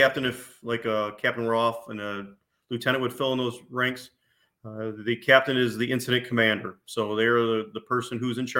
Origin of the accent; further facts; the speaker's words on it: Garden City, Michigan, United States; I was actually born and raised in Garden City, graduated from the high school